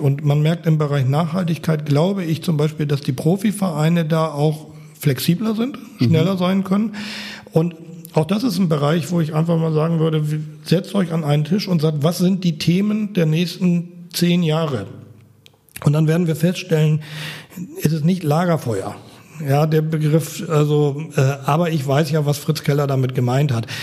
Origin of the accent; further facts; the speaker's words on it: Apen, Lower Saxony, Germany; now in Berlin, Germany; beim TSV Apen sind, wo ich groß geworden bin in Nordniedersachsen, auf dem Land